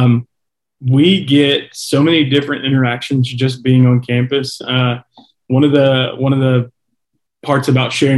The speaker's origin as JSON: {"language": "English", "town": "Columbus", "region": "Georgia", "country": "United States", "said": "I'm from Columbus"}